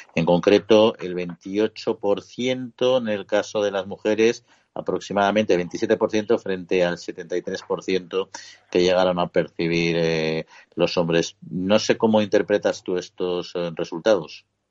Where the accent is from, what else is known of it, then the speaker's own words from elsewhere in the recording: Colmenar Viejo, Community of Madrid, Spain; mi pueblo en concreto, en Colmenar Viejo